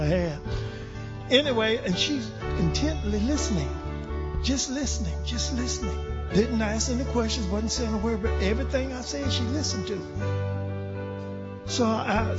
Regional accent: Louisiana, United States; I'm from Louisiana

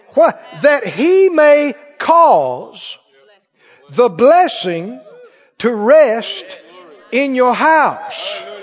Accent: Mississippi, United States; also born or lived in Arkansas; now in Missouri, United States; where I grew up in Mississippi

